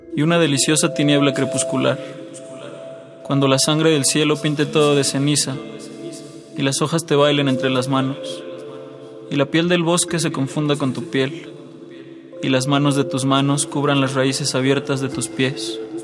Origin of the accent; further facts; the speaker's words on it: Mexico City, Mexico; tengo 21 años, vengo de Iztapalapa